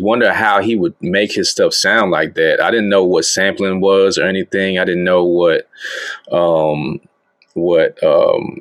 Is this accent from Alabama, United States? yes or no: yes; Alabama, United States; moved away as an adult; now in Shanghai, China; Born and raised in Alabama. You know what I'm saying? Currently in China right now. Shanghai, China right now